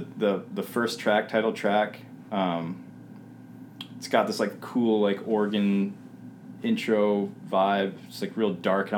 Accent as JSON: {"language": "English", "region": "Minnesota", "country": "United States", "tie": "born or raised there", "said": "I grew up here."}